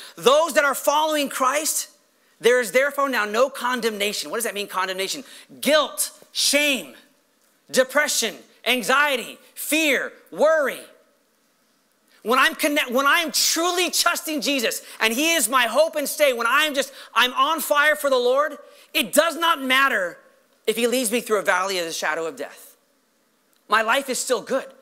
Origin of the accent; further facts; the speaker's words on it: Los Angeles, California, United States; I'm a Los Angeles